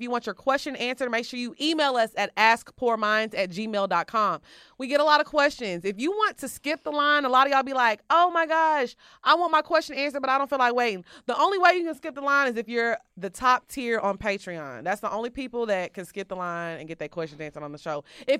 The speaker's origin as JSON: {"language": "English", "country": "South Africa", "lives_now": "Miami, United States", "said": "I'm all the way from Wakanda, LOL. I'm from South Africa."}